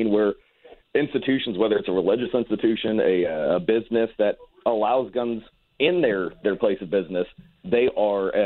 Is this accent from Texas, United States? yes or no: no; Ferguson, Missouri, United States; I grew up in Ferguson, Missouri